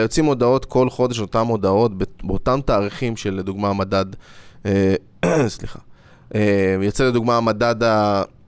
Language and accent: Hebrew; Israel